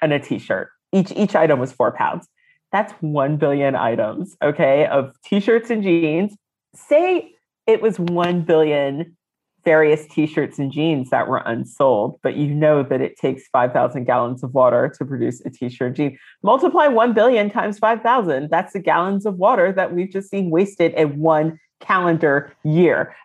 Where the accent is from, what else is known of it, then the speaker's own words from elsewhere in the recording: United States; moved away as an adult; now in London, United Kingdom; I lived in the DC area